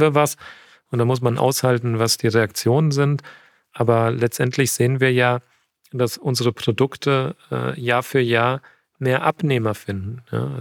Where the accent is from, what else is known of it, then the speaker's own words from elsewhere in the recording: near Frankfurt, Hochtaunuskreis, Hesse, Germany; moved away as an adult; now in Munich, Germany; Ich bin, ich bin bei Frankfurt aufgewachsen und äh, im Hochtaunuskreis